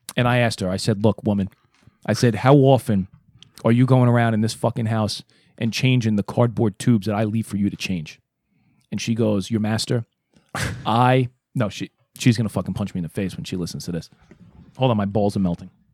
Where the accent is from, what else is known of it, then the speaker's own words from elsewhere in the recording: New York City, New York, United States; moved away as an adult; Because I lived in Brooklyn, Um, I'm from Brooklyn